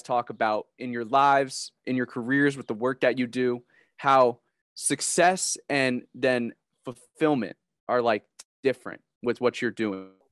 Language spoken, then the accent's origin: English; Connecticut, United States; moved away as an adult; now in Columbus, United States; I'm from Connecticut